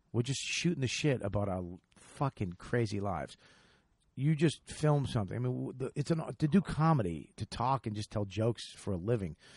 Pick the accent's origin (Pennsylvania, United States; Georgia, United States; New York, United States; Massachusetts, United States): Massachusetts, United States; Boston; the Wilbur Theater in my hometown